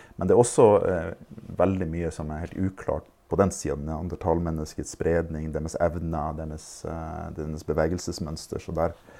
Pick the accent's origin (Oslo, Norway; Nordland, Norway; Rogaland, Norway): Nordland, Norway; Fauske; jeg er fra Fauske